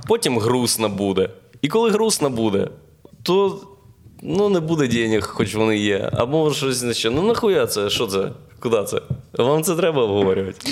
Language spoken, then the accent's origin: Ukrainian; Boryspil, Kyiv Oblast, Ukraine; Він з Борисполя, я з Борисполя, тому ми були в одному класі